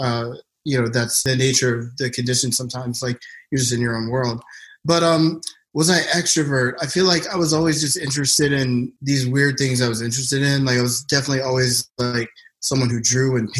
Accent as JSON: {"language": "English", "town": "Philadelphia", "region": "Pennsylvania", "country": "United States", "tie": "born or raised there", "said": "moved to Philly for, I don't know what reason, but that's where I was born and grew up"}